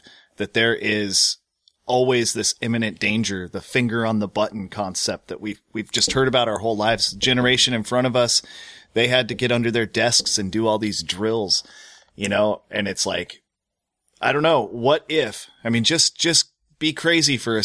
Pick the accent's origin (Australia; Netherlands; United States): United States; growing up in America